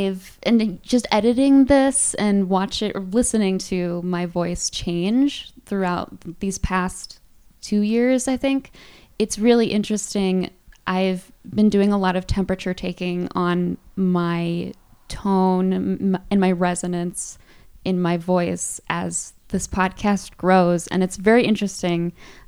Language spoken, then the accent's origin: English; Midwest, United States; also born or lived in Virginia; because I went to college in Virginia, and that significantly impacted the way I talk. But because I grew up largely in the Midwest, that is sort of my center.